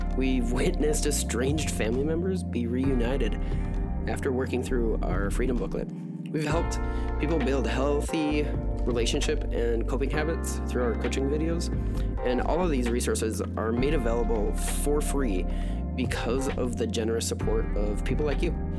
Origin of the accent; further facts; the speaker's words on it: United States; an American